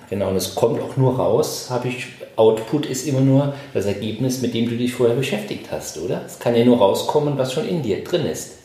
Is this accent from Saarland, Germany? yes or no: yes; Saarbrücken, Saarland, Germany; now in Düsseldorf, Germany; ich komme ja aus Saarbrücken, ich bin zugezogen